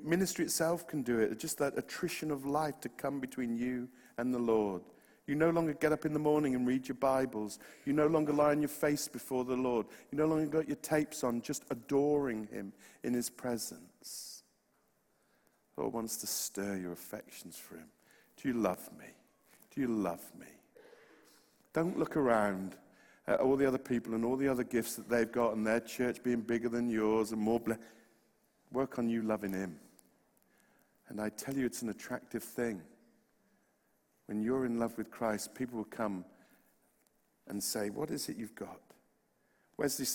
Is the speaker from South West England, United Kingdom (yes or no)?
yes; West Country, Plymouth and Bristol, South West England, United Kingdom; accent: West Country; moved away; I'm from the West Country